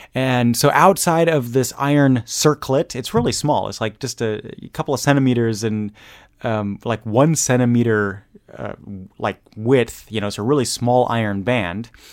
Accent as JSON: {"language": "English", "country": "Germany", "tie": "born or raised there", "moved": "yes", "said": "growing up in Germany"}